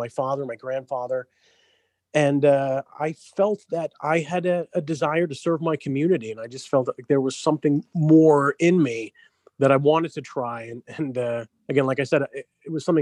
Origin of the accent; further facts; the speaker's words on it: New Jersey, United States; also born or lived in Flushing, Queens, New York; born in Flushing, but grew up in New Jersey